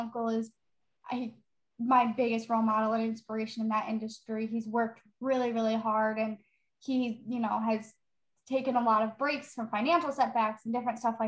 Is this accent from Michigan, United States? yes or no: yes; Novi, Michigan, United States; I grew up in Novi, Michigan